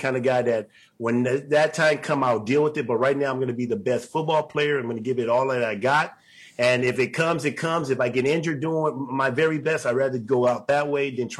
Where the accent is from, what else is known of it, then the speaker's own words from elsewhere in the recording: Los Angeles, California, United States; So I was born on Los Angeles ground